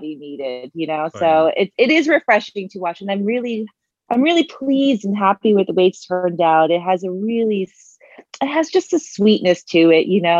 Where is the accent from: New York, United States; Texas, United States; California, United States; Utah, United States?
New York, United States; Long Beach; also born or lived in South Korea / Dominican Republic; predominantly grew up on Long Island in New York